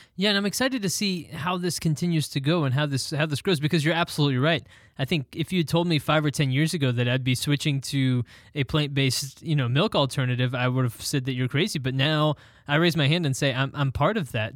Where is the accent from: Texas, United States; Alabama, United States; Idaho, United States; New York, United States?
Texas, United States; I was born and raised in Texas